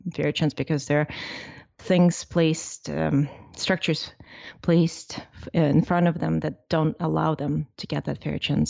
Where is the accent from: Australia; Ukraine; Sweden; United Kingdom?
Ukraine; now in United States; I'm from Ukraine